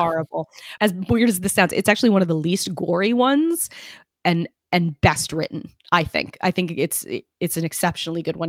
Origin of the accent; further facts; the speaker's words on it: New York City, New York, United States; I almost said soaring 'cause I'm from Brooklyn